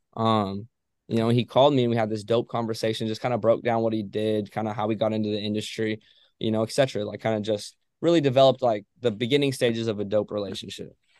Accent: Ojai, California, United States; I'm from Ojai, California

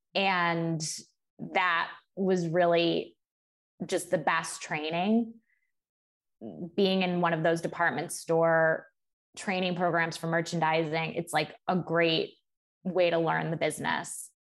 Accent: Cleveland, Ohio, United States; moved away as an adult; also born or lived in Michigan; now in New York City, United States; I grew up in Cleveland, um, Cleveland, Ohio, with my parents and my younger sister.

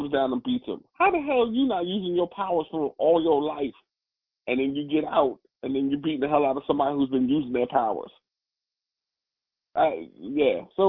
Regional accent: New York, United States; I'm from New York

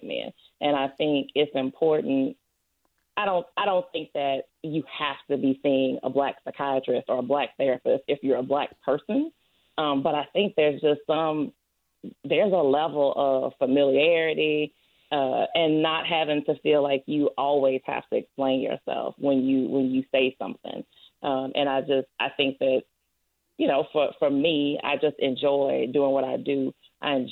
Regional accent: Louisiana, United States; accent: southern twang; moved away as an adult; now in Tulsa, United States; I am originally from Louisiana

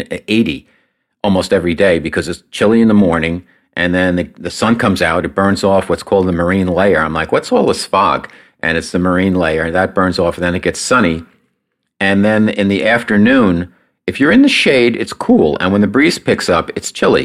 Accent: New York, United States; moved away as an adult; now in San Diego, United States; I do not miss New York, even though I love New York and I'm a New Yorker at heart still

